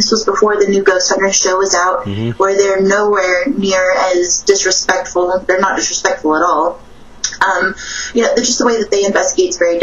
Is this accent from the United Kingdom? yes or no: no; Guam; moved away; also born or lived in New Orleans; I grew up in Guam